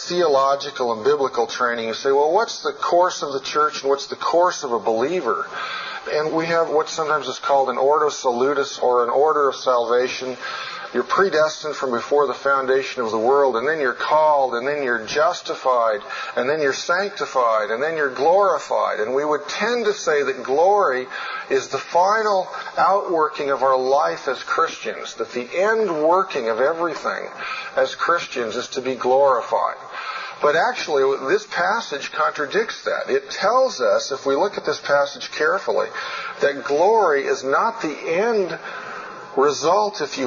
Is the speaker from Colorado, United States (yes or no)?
yes; Colorado, United States; in my home state, when I climb Long's Peak